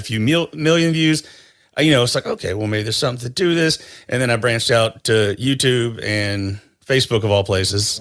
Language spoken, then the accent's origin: English; North Carolina, United States; I grew up in North Carolina